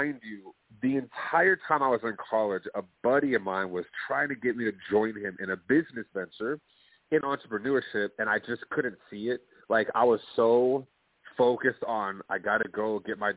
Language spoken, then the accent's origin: English; Plano, Texas, United States; I'm from Plano, Texas. Middle-class family.